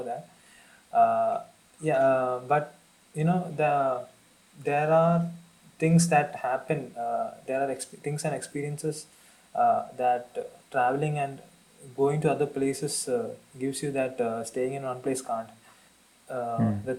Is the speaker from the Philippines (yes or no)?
no; South India, India; I was from South India